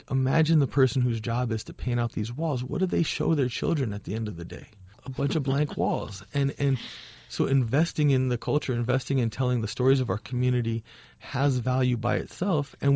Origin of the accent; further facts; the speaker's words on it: Chicago, Illinois, United States; And all of my murals that I didn't growing up in Chicago have been destroyed.